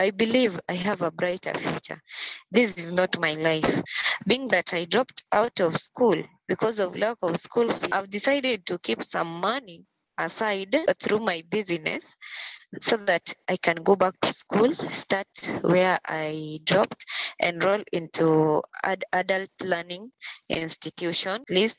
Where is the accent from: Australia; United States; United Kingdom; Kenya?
Kenya; Kisumu County; I come from Kenya, Kisumu County.